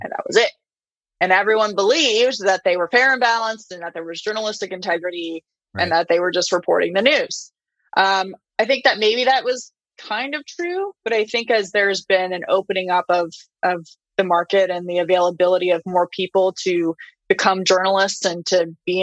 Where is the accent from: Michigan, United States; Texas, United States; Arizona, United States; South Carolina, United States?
Arizona, United States; Flagstaff; my hometown of Flagstaff